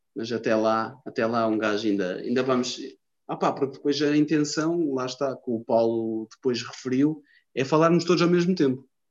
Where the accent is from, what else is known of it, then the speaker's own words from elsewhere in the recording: Lisbon, Portugal; accent: Lisboeta; sou de Lisboa, estás a ver que eu tenho um sotaque do caralho à Lisboense, não é? À Lisboeta, tenho um sotaque do caralho